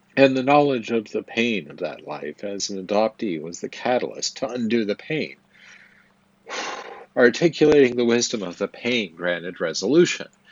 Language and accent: English; Twin Falls, Idaho, United States; I was born in Twin Falls, Idaho, in the Magic Valley, at the Magic Valley Regional Medical Center on April 15, 1974